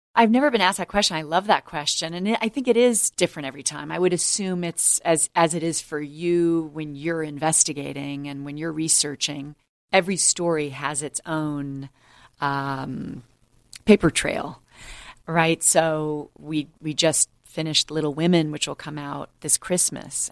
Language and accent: English; United States; as an American